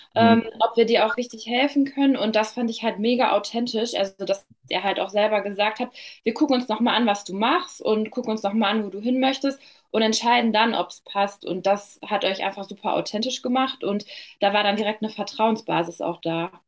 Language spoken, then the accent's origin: German; near Dortmund, North Rhine-Westphalia, Germany; komme aus der Nähe von Dortmund